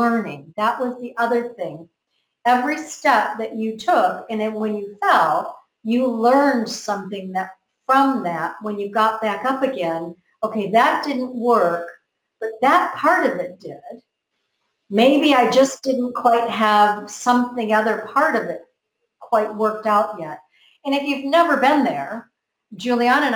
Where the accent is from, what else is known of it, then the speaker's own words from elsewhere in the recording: United States; I grew up in America